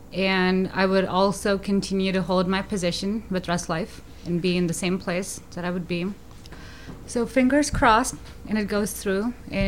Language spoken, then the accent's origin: English; India; moved away as an adult; now in United States; I am originally from India, and I've been in the U.S. for 4 years now.